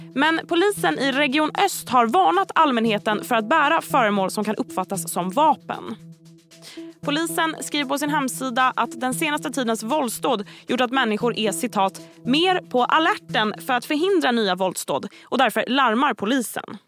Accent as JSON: {"language": "Swedish", "country": "Sweden", "said": "som svensk"}